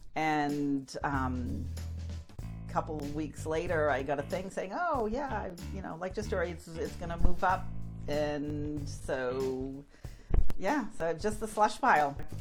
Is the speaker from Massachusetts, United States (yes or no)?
yes; Haverhill, Massachusetts, United States; growing up in Haverhill, we were you know not too far from the ocean